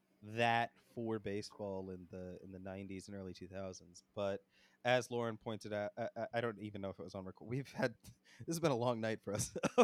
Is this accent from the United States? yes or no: yes; New York area, United States; I grew up in the New York area